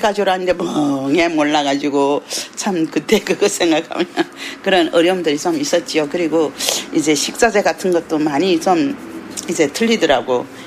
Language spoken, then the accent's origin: Korean; Yanbian, Jilin, China; moved away as an adult; now in Seoul, South Korea; 저는 여기 연변 중국 연변에 있다가 이제 한국에 온 지 21년 차고